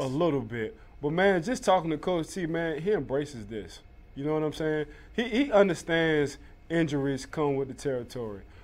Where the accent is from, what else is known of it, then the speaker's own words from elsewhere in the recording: New Orleans, Louisiana, United States; I'm from New Orleans